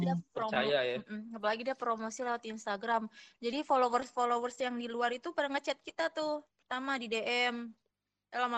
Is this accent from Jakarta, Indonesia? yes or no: no; Manado, North Sulawesi, Indonesia; pemain proliganya alhamdulillahnya satu kampung sama gue orang Manado.